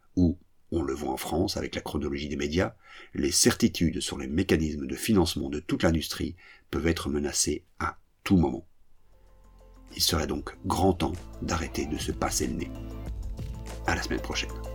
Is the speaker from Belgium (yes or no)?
yes; French-speaking Belgium, Belgium; Chez nous, en Belgique francophone